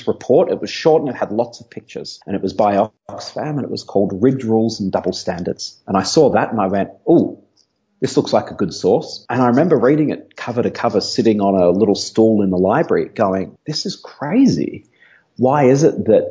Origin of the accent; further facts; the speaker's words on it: Melbourne, Victoria, Australia; moved away; I'm originally an Aussie. I grew up in Melbourne on the south coast of Australia